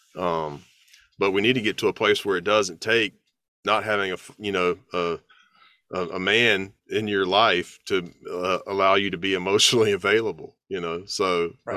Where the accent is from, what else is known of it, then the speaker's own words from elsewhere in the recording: the South, United States; as a Southerner